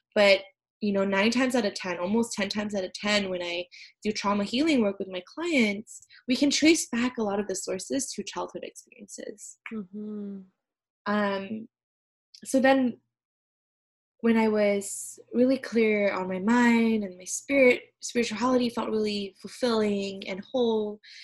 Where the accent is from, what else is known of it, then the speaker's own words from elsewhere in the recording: Malaysia; moved away as an adult; now in United States; I'm originally from Malaysia